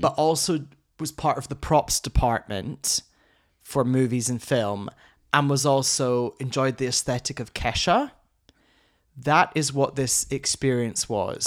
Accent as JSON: {"language": "English", "region": "Scotland", "country": "United Kingdom", "moved": "yes", "said": "I'm Scottish."}